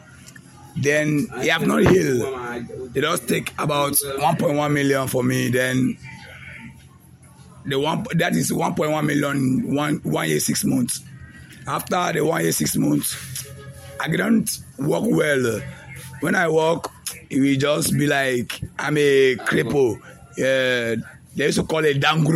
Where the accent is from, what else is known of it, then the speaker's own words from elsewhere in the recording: Gembu, Taraba, Nigeria; I'm from Taraba State, Gembu